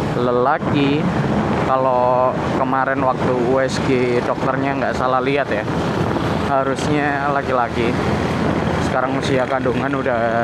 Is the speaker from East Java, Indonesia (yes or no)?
yes; Malang, East Java, Indonesia; aku nggak ada hak pilih di Jakarta jelas karena aku dari Malang